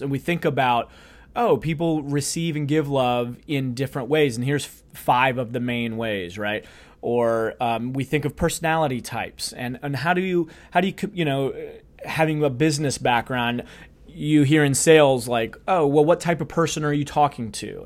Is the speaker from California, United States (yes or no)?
no; St. Louis, Missouri, United States; I'm from Saint Louis